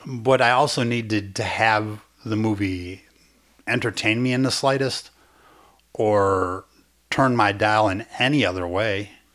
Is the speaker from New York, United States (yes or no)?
no; Chicago, Illinois, United States; accent: old-fashioned Chicago (like Dennis Farina); my accent sounds like it was buried in a time capsule behind Dennis Farina's house.